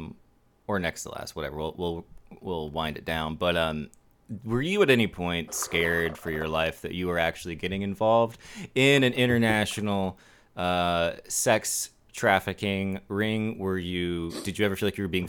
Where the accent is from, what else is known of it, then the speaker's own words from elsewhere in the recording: Florida, United States; I'm from Florida